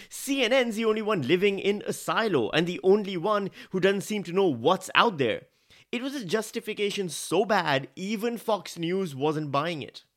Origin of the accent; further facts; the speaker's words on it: Pakistan; moved away as an adult; now in Australia; I am Pakistani